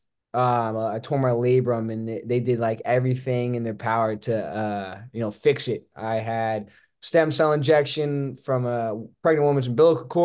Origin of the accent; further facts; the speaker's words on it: Las Vegas, Nevada, United States; moved away as an adult; also born or lived in Santa Barbara, California; now in Los Angeles, United States; I was born and raised in Las Vegas, Nevada